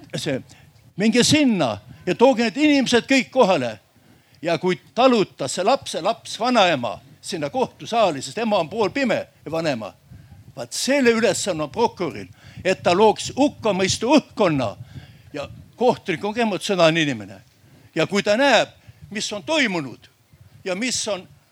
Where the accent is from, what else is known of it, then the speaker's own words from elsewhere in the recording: Järva County, Estonia; ma olen järvamaalane